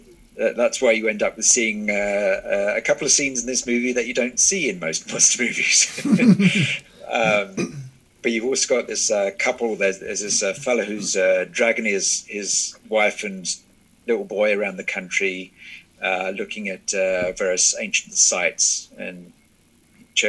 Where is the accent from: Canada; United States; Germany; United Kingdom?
United Kingdom; Kent, South East England; where I grew up in Kent, England